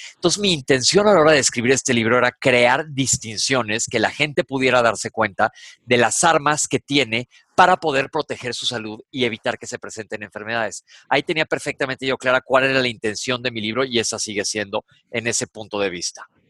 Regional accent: Mexico; Aquí en México decimos

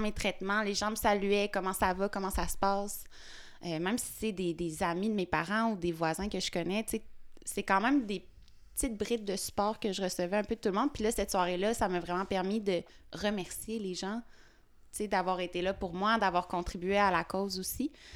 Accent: Fossambault-sur-le-Lac, Quebec, Canada; j'habite... je suis née... Ben, en fait, j'ai grandi à Fossambeau-sur-le-Lac, qui est une petite ville proche du lac Saint-Joseph.

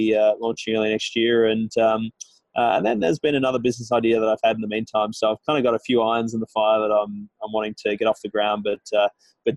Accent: Australia; moved away as an adult; now in Toronto, Canada; as an Australian in Toronto

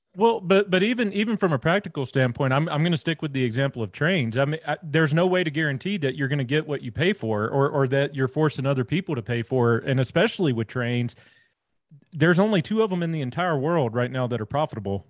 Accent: North Louisiana, United States; moved away; also born or lived in Rocky Mountain region; I'm actually originally from Louisiana, born and raised down there in, in, North Louisiana, way out in the sticks

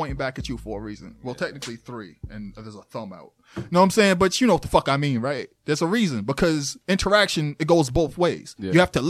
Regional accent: Boston, Massachusetts, United States; Dude, I'm from South End Lower Rocks.

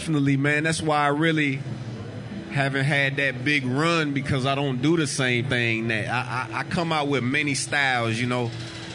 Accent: Des Moines, Iowa, United States; Yeah, I'm from Des Moines, Iowa.

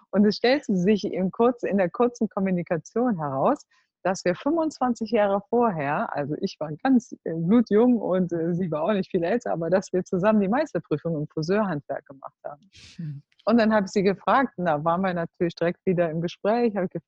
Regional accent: Cologne, North Rhine-Westphalia, Germany; now in Netherlands; Also ich komme aus Köln und wir leben jetzt in Holland

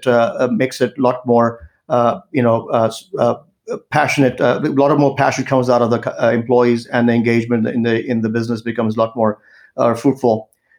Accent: India; now in United States; especially in India, since I'm originally from India

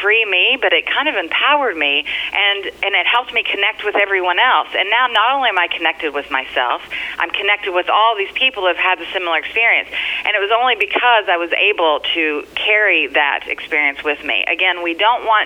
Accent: Kentucky, United States; also born or lived in California; now in New York, United States; I'm originally from Kentucky, and I came here via California, so I've been all over the country.

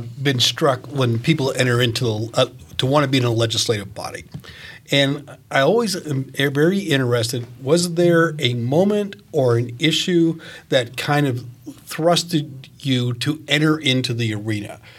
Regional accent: Maine, United States; now in Fishers, United States; I'm from Maine, and so I, I grew up with William Cohen walking the state

